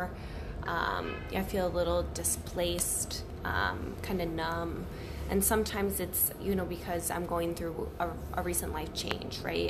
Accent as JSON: {"language": "English", "region": "Missouri", "country": "United States", "moved": "yes", "lives_now": "Chicago, United States", "said": "I'm from Missouri and I moved to Chicago"}